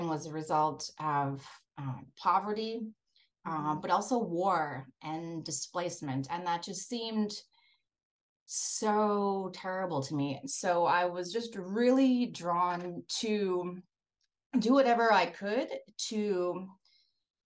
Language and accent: English; Breckenridge, Minnesota, United States; growing up in Breckenridge, Minnesota